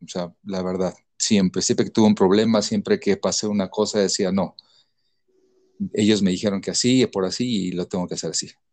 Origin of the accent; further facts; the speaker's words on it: Mazatlán, Sinaloa, Mexico; now in Mexico City, Mexico; Soy de Mazatlán, Sinaloa